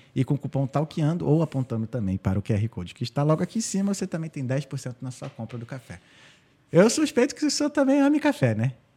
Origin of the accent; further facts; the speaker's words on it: Rio de Janeiro, Brazil; moved away as an adult; also born or lived in United States; eu sou do Rio de Janeiro